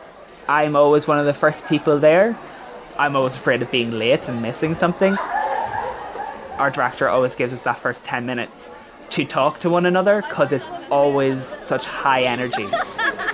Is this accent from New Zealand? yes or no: no; County Monaghan, Ulster, Ireland; I'm 17 and I'm from County Monaghan